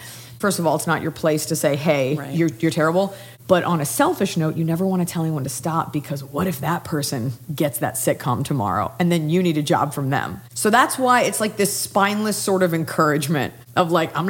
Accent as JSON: {"language": "English", "town": "Dallas", "region": "Texas", "country": "United States", "moved": "yes", "lives_now": "Los Angeles, United States", "said": "I'm from Dallas, Texas."}